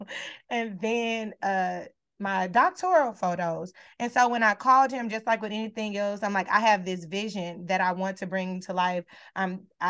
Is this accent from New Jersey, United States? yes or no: no; Beaumont, Texas, United States; moved away; I'm from Texas, right? Where we do gold grill swangers and screw music and all the things, right? Slab lines. That's who I am. That's what I grew up watching and seeing, sitting in my front yard with my grandparents